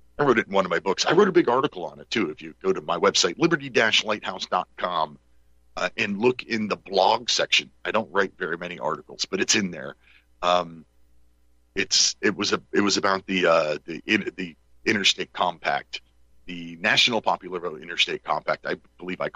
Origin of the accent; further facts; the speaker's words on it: Pennsylvania, United States; here in my home state of Pennsylvania